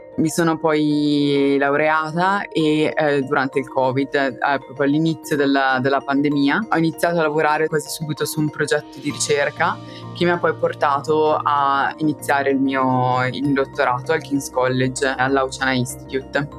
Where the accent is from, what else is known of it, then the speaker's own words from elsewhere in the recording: Italy; moved away as an adult; now in London, United Kingdom; sono vicina all'Italia, quindi spesso posso tornare